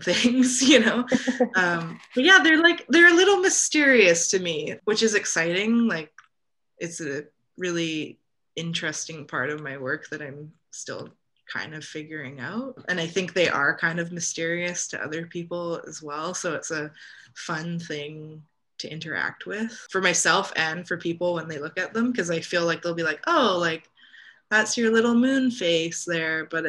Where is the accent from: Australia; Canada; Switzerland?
Canada; what I grew up with here in Canada